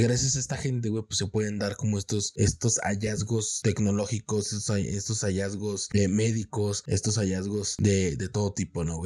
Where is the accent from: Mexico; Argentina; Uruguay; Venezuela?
Mexico; en mi país